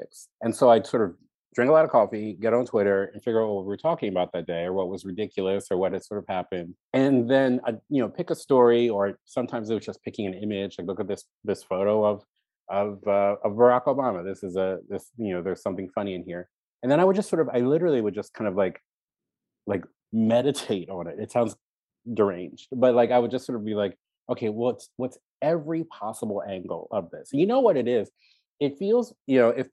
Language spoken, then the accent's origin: English; Baltimore, Maryland, United States; born or raised there